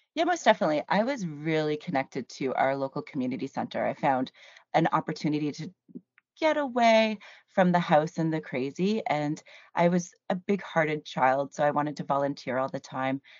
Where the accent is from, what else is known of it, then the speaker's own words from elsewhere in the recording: Cambridge, Ontario, Canada; also born or lived in Hamilton, Ontario / St. Catharines, Ontario; Technically, I was born in Hamilton, Ontario, and I say technically 'cause I was raised in Cambridge